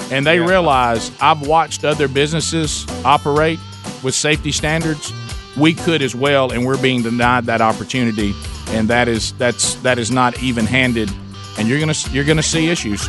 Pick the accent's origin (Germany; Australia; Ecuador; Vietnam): Vietnam; We're from Vietnam. We're not even from China.